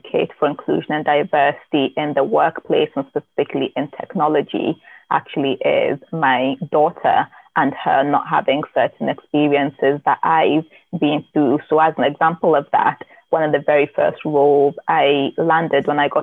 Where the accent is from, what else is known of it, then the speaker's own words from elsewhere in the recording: Newcastle upon Tyne, North East England, United Kingdom; moved away as an adult; now in Scotland, United Kingdom; grew up in Newcastle in South Shields in the northeast of England